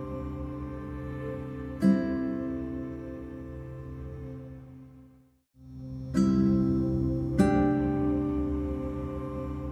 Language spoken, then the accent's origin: English; United States; I'm technically American, because like niggas was in America after my family came over from Italy.